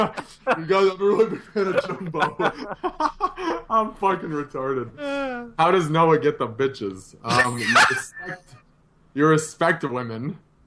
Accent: United States; I'm American

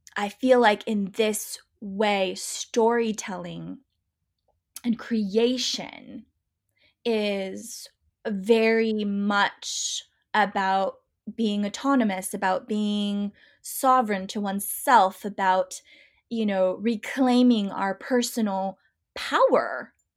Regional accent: Pacific Northwest, United States; I grew up in the Pacific Northwest

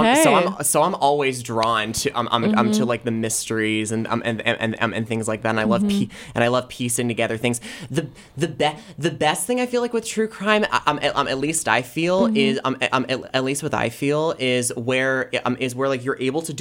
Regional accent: Los Angeles, California, United States; I am from Los Angeles, California.

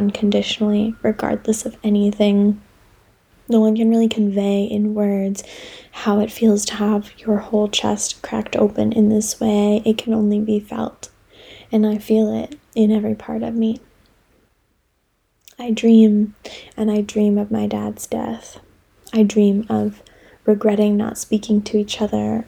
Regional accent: United States; also born or lived in Delaware; now in Philadelphia, United States; I've now put down roots after growing up in Maryland and Delaware

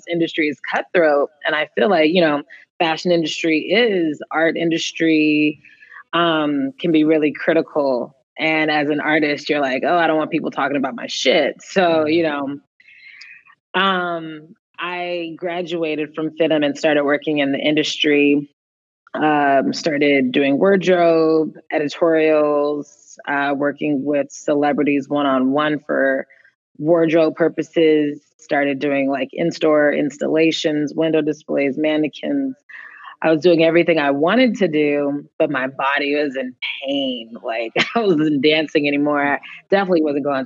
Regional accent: Berkeley, California, United States; So I am born and raised in the Bay Area, born in Berkeley, and my parents raised me really Berkeley hippie

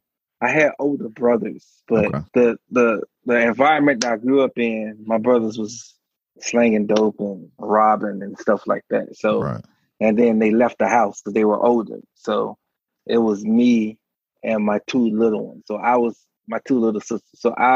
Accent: Miami, Florida, United States; Oh, 305. You know it. Yes, sir.

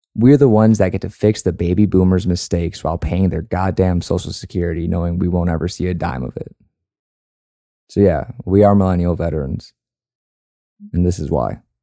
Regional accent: Chicago, Illinois, United States; moved away as an adult; now in San Antonio, United States; I grew up in Chicago

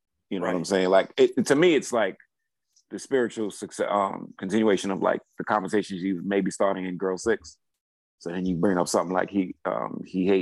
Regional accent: New York City, New York, United States; I grew up in New York City, Brooklyn

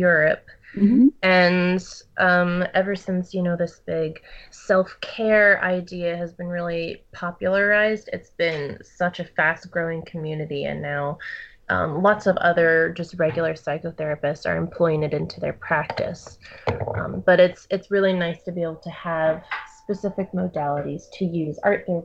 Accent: Charlottesville, Virginia, United States; now in Boston, United States; I'm from Charlottesville, Virginia, but I currently live in Boston, Massachusetts right now.

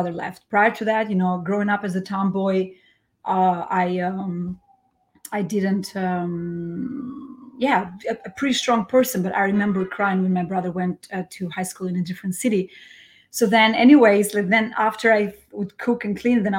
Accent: Fier, Fier County, Albania; first language Albanian; English is a second language; moved away as an adult; now in New York, United States; I was born and raised in Albania in a very, very small town called Hoxhar Ere in the city of Fier

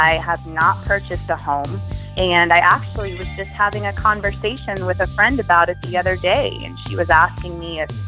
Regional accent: Tampa, Florida, United States; moved away as an adult; also born or lived in Gainesville, Florida / New York City; now in Miami, United States; I was born and raised in Tampa, Florida

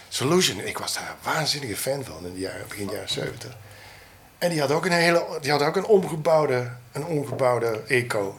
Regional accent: Roermond, Limburg, Netherlands; also born or lived in Germany; ik kom uit Roermond

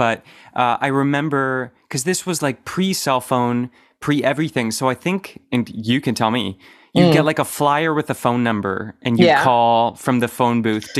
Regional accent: Oakville, Ontario, Canada; I'm from Oakville.

